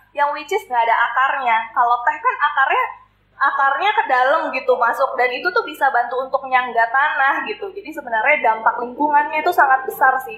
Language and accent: Indonesian; Kalimantan, Indonesia; now in Bandung, Indonesia; sebenarnya kalau aku kan sebenarnya bukan orang Bandung asli ya. Aku ini orang-orang perantauan dari Kalimantan